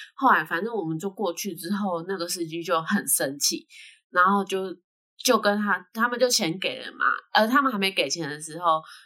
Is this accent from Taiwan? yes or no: yes; Taiwan; 他还叫我们是台湾人